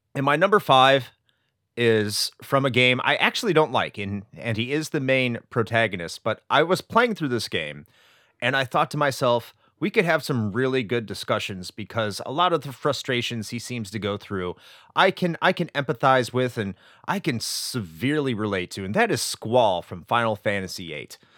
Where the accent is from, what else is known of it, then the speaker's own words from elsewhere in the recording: United States; I'm an American